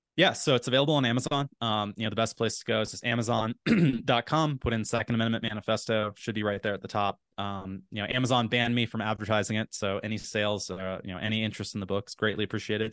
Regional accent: Appalachia, United States; I grew up in Appalachia

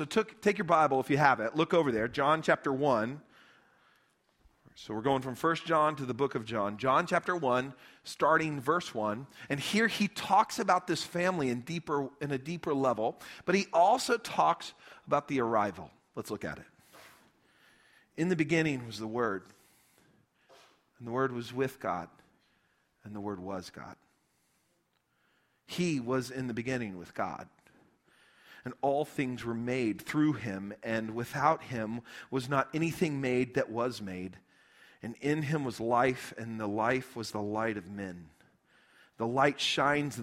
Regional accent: Lubbock, Texas, United States; also born or lived in Midland, Texas; We grew up in Lubbock, met in Lubbock, but we're all from around West Texas

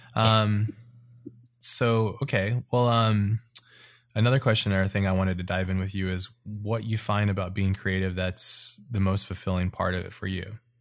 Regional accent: Hawaii, United States; I grew up in Hawaii

